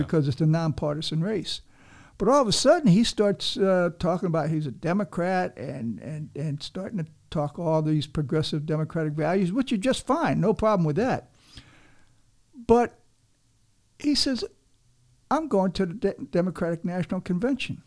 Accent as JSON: {"language": "English", "region": "Havana", "country": "Cuba", "tie": "born or raised there", "moved": "yes", "lives_now": "Miami, United States", "said": "I'm a Cuban myself. You know, I was born in Havana"}